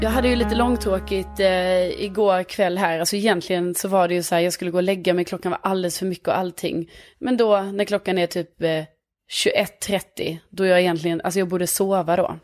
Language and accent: Swedish; Lund, Skåne, Sweden; accent: Scanian; moved away as an adult; now in Stockholm, Sweden; jag är från Lund men bor i Stockholm